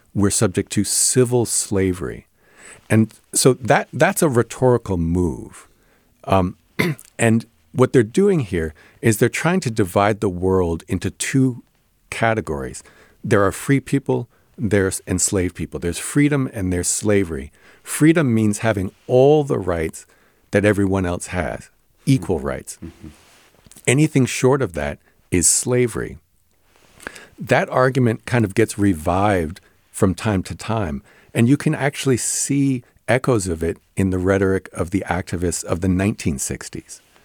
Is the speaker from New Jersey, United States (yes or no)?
yes; New Jersey, United States; I grew up in New Jersey